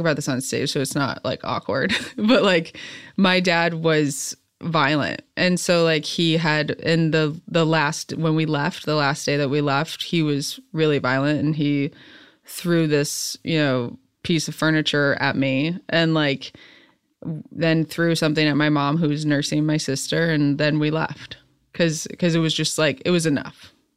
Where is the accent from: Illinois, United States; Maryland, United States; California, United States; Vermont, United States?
Illinois, United States; central; now in Los Angeles, United States; growing up in the Midwest, I was, like, grew up in more, like, the country, central Illinois.